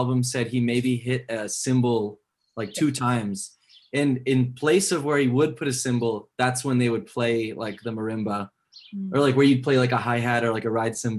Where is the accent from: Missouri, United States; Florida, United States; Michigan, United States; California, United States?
California, United States; Northern; I'm from Northern California